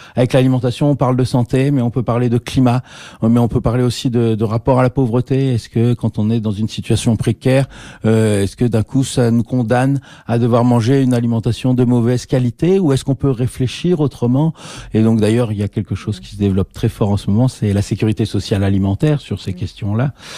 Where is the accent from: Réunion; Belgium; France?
Belgium; Liège, Wallonia; on a formé au Conservatoire de Liège, on est liégeois